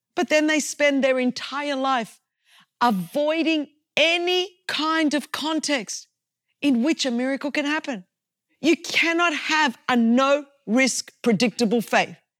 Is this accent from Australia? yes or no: yes; Australia; I come from Australia and I come from a Greek culture